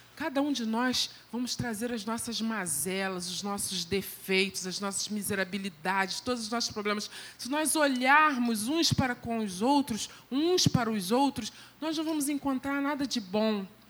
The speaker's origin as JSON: {"language": "Portuguese", "town": "Belford Roxo", "region": "Rio de Janeiro", "country": "Brazil", "tie": "born or raised there", "said": "uma igreja pequenininha, lá de Belfort Roxo, onde eu fui criada"}